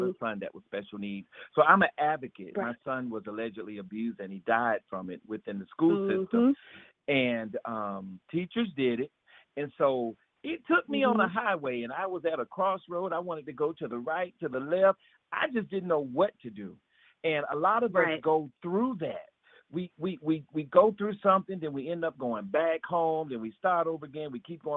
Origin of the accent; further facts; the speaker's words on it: Florida, United States; I'm from Florida and I got a little country in me